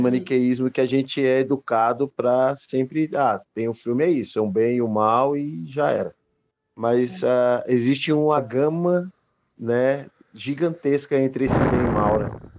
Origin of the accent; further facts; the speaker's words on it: Petrolina, Pernambuco, Brazil; also born or lived in São Paulo; eu sou nascido em São Paulo, mas eu cresci numa cidade chamada Petrolina, no interior de Pernambuco, no Vale do São Francisco